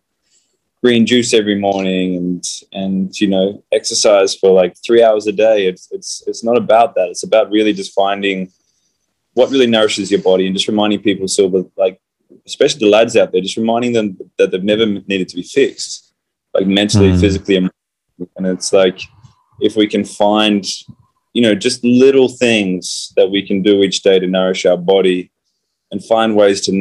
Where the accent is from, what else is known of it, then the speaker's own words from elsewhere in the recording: Fremantle, Western Australia, Australia; I grew up in Fremantle in Western Australia.